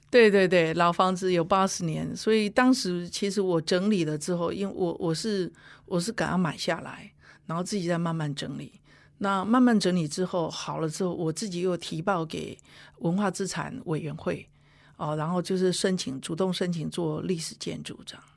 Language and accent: Chinese; Huwei, Yunlin County, Taiwan; 我自己因为就土生土长互为人嘛